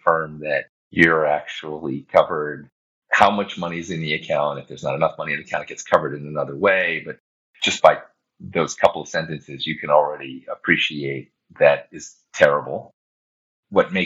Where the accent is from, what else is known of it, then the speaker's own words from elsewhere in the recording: United States; As an American